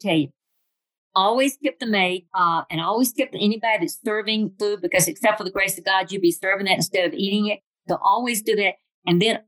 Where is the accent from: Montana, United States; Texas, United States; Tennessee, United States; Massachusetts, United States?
Tennessee, United States; Flat Rock; also born or lived in California; I grew up in Tennessee, in Flat Rock, Tennessee.